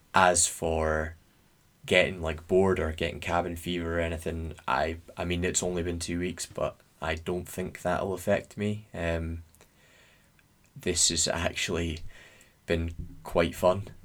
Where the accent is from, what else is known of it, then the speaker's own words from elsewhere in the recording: Scotland, United Kingdom; we're Scottish